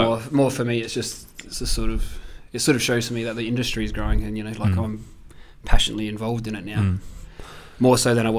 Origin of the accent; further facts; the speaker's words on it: Salisbury Heights, South Australia, Australia; I grew up in Salisbury Heights, actually. It's where my parents' property is.